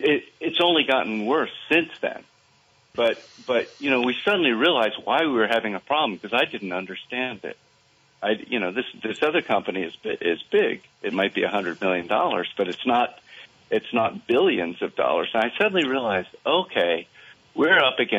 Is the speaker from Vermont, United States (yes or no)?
yes; Vermont, United States; I was from Vermont